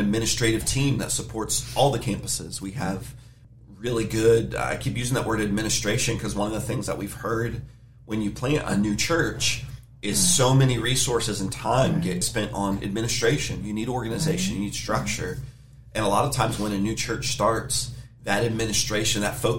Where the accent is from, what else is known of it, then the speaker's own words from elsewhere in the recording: United States; I was born in America, speak English.